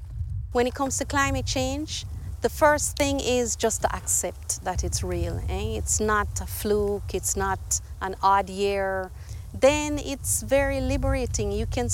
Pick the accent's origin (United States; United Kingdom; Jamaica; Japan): Jamaica; I'm from Jamaica